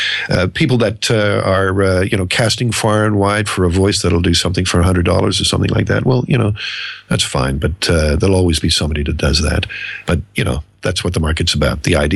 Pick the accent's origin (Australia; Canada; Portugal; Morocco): Australia; Now, Andrew, you and I grew up in Australia here